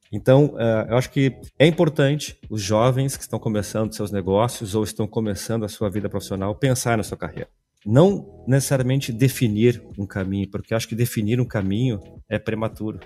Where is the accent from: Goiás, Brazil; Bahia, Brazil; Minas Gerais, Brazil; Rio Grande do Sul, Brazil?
Rio Grande do Sul, Brazil; Porto Alegre; Sou gaúcho, natural aqui de Porto Alegre